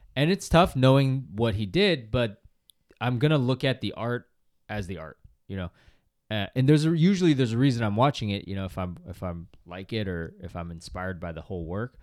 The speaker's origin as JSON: {"language": "English", "town": "Boston", "region": "Massachusetts", "country": "United States", "tie": "born or raised there", "said": "I grew up in Boston"}